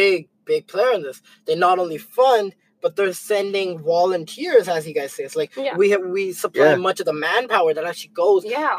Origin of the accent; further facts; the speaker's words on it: Canada; Because, like, I'm a Canadian.